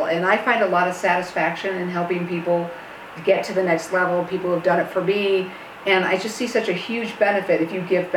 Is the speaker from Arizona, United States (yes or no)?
yes; Arizona, United States; I grew up in Arizona, where I've had a home building career